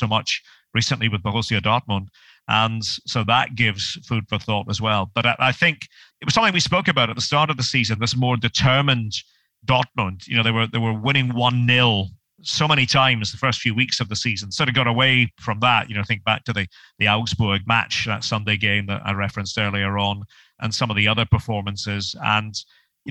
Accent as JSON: {"language": "English", "region": "Scotland", "country": "United Kingdom", "said": "being a Scot"}